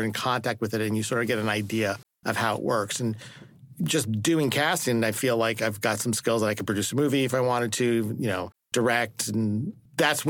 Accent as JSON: {"language": "English", "region": "New Jersey", "country": "United States", "tie": "born or raised there", "also_born_or_lived": "Chicago, Illinois", "moved": "as an adult", "lives_now": "Los Angeles, United States", "said": "I grew up in New Jersey"}